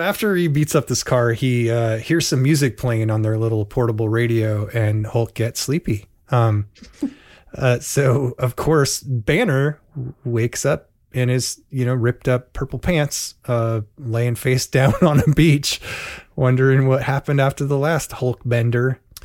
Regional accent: Portland, United States; in Portland, we had the Barnum and Bailey's at least annually

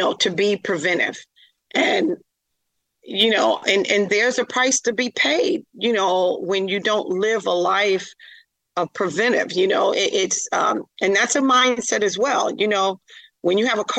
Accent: New York, United States; moved away; I'm a former New Yorker.

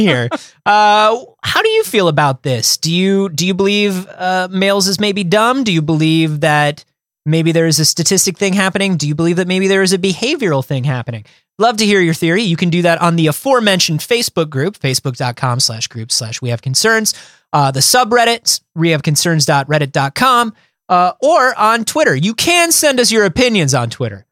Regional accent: Florida, United States; Growing up in Florida

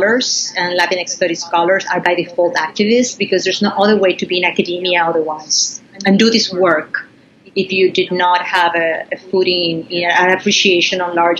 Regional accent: Puerto Rico; I grew up in Puerto Rico and in a countryside.

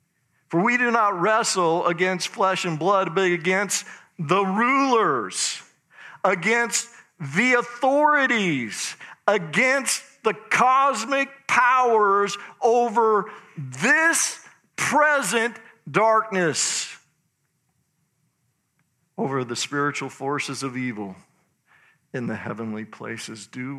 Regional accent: Idaho, United States; But anyway, I'm from Idaho.

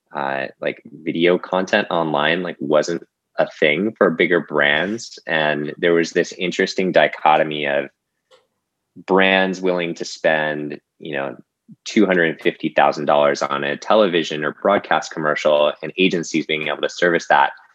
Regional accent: Boulder, Colorado, United States; moved away as an adult; now in Los Angeles, United States; I grew up in Boulder, Colorado, uh, and made my way here to LA.

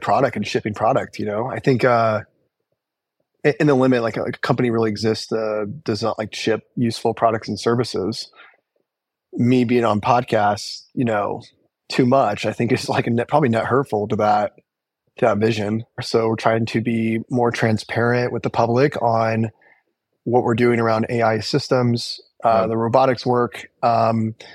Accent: Illinois, United States; I was born in the Midwest. I grew up in a small town in Illinois.

